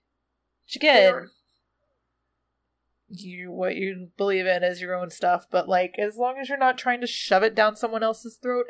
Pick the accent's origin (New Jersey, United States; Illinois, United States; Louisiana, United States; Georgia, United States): Georgia, United States; Because, I don't know, I'm from Georgia and I'd almost never qualify that.